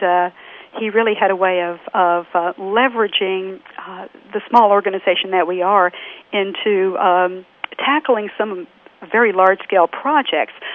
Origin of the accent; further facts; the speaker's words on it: Texas, United States; another Texan